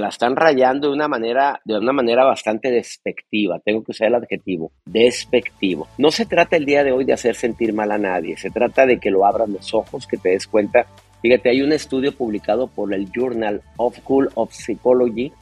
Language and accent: Spanish; Mexico; en mi país, en mi México amado, en el país nuestro, Bronca, donde nacimos